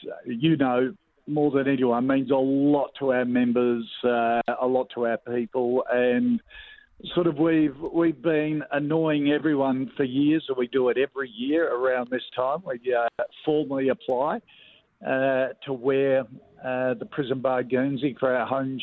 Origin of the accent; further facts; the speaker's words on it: Adelaide, South Australia, Australia; growing up in Adelaide, a Port Adelaide supporter